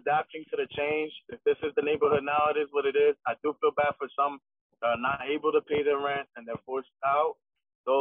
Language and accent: English; New York City, New York, United States; In Williamsburg. Okay. My whole life.